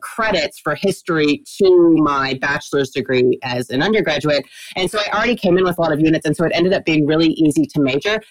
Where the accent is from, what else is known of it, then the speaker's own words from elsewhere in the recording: Texas, United States; I am Texan, grew up, born and raised in Texas.